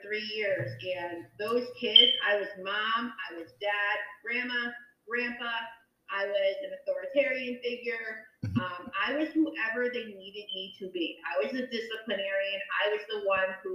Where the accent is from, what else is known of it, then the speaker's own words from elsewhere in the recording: Danbury, Connecticut, United States; I didn't grow up in New Canaan. I grew up in Danbury. And Danbury, Connecticut